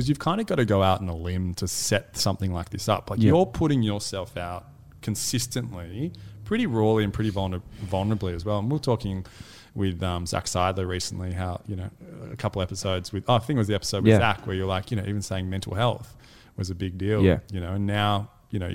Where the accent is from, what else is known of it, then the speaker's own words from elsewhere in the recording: Australia; our upbringing as young Australian men.